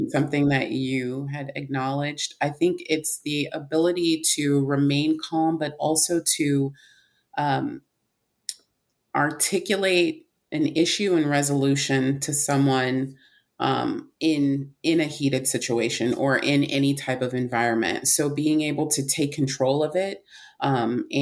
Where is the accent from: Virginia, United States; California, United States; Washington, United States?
California, United States; I grew up in California